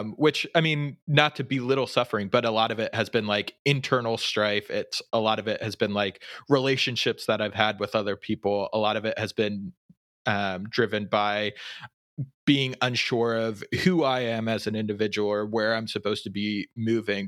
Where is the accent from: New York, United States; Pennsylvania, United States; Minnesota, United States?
Pennsylvania, United States; I grew up in Pennsylvania, my family has lived in Pennsylvania their entire lives